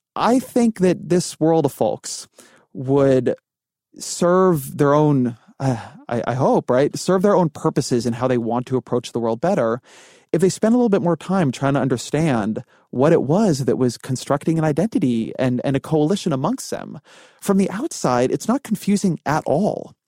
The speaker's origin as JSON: {"language": "English", "region": "California", "country": "United States", "also_born_or_lived": "Washington, D.C.", "moved": "yes", "said": "I'm Jewish, I'm Californian, um, I, like, lived in Washington, D C"}